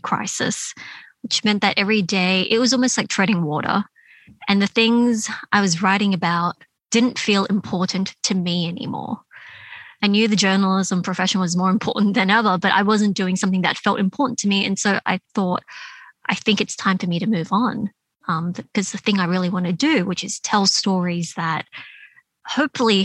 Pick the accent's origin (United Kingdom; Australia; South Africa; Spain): Australia; Sydney, New South Wales; moved away as an adult; I have an older brother, and you know, we both grew up in that area. We went to school in Canyvale and in Smithfield and Fairfield.